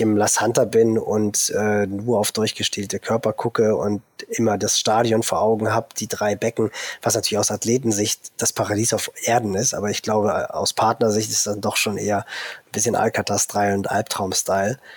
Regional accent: Germany; bei uns in Deutschland

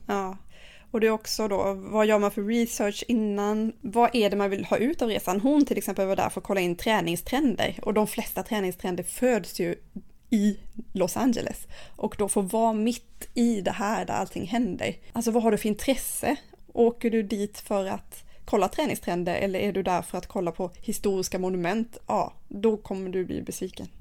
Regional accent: Sweden; hemma i Sverige

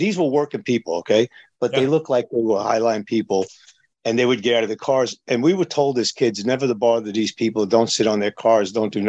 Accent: New York, United States; When I was a young kid growing up in New York

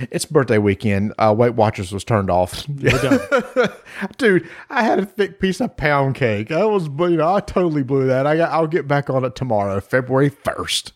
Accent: the South, United States; we're from the South

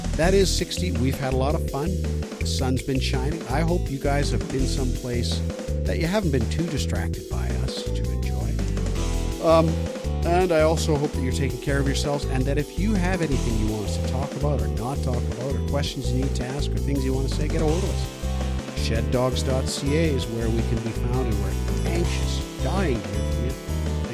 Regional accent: British Columbia, Canada; we're average British Columbians

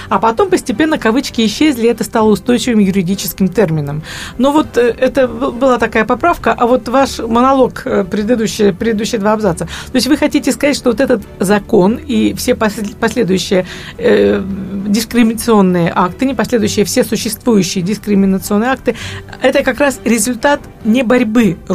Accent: Estonia; когда я представляла, что тут я такая … из Эстонии, говорю, а, классно, мы тоже скоро будем в Евросоюзе

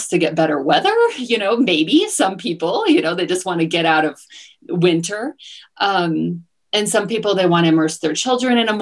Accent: New Jersey, United States; moved away as an adult; also born or lived in Washington, D.C. / Southeast Asia; now in Mexico; I grew up in New Jersey and went to school in Washington, D.C.

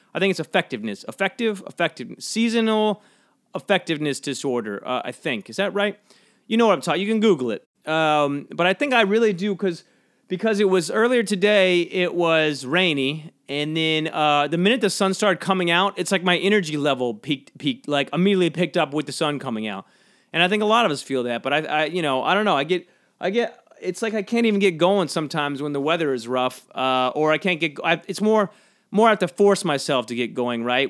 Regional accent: Georgia, United States; moved away; When I grew up in Georgia, a lot of fellowship talk

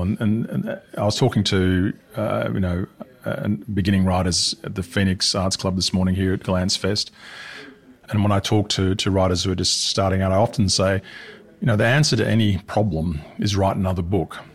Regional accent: Australia; my home country too, because I'm Australian

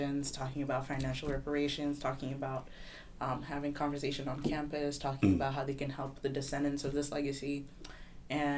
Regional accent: Kigali, Rwanda; moved away as an adult; now in Washington, D.C., United States; I am currently in the college, class of 2022 from Kigali, Rwanda.

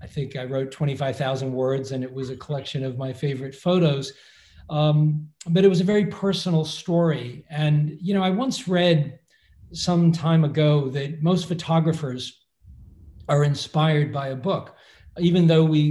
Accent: Massachusetts, United States; I grew up in Massachusetts

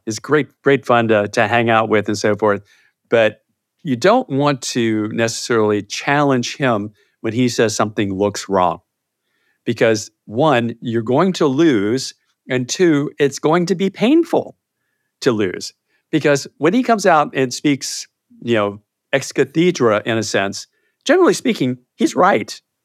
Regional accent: Chesapeake, Virginia, United States; also born or lived in Moorhead, Minnesota; I grew up in Virginia. So I'm in, I'm a native Virginian, in a little place called Chesapeake, Virginia

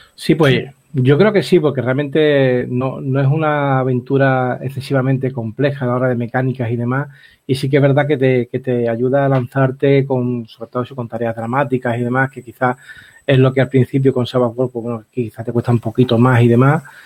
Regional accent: Algeciras, Andalusia, Spain; De mi tierra

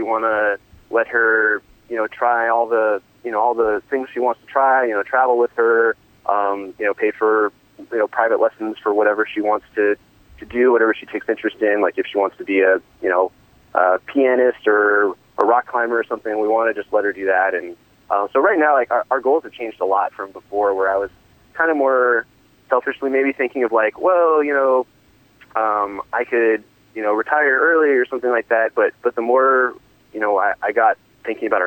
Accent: Midwest, United States; now in Los Angeles, United States; I hail from the Midwest originally.

